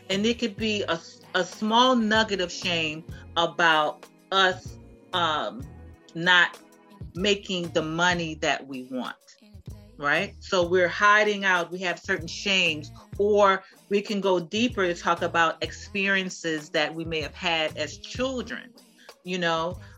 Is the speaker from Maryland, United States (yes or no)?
yes; Baltimore, Maryland, United States; I'm from Baltimore